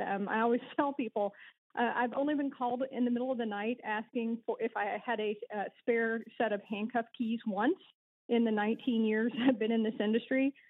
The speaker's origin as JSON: {"language": "English", "region": "Alabama", "country": "United States", "tie": "born or raised there", "also_born_or_lived": "Kentucky / Massachusetts / Nashville", "accent": "twang", "moved": "as an adult", "said": "There is just a hint of twang in my voice, which will reveal me to uh, to have been born and raised in South and Alabama, actually lived there, went to high school there"}